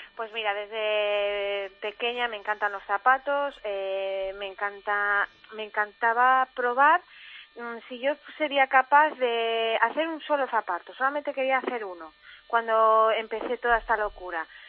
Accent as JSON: {"language": "Spanish", "region": "Galicia", "country": "Spain", "said": "soy gallega aunque esté por todo el mundo"}